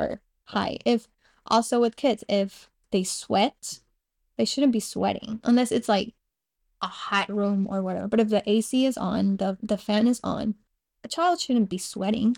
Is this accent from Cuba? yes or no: yes; Cuba; born or raised there; first language Spanish; English is a second language; moved away